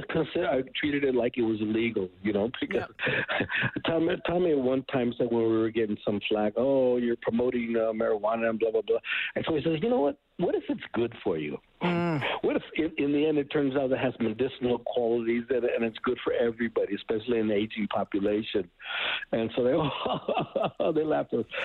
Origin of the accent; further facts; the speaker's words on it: Canada; And I love, love mezcal now, and now even being Canadian, you you enjoy it too.